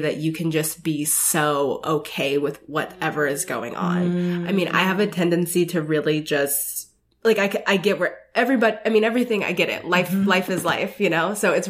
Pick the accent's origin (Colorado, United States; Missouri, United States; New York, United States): Colorado, United States; Denver; also born or lived in Seattle / Los Angeles; So I grew up in Denver, Colorado.